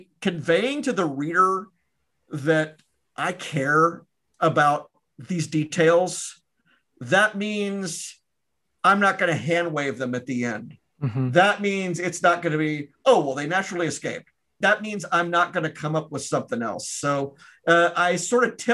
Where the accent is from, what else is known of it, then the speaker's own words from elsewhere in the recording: Memphis, Tennessee, United States; moved away; my hometown of Memphis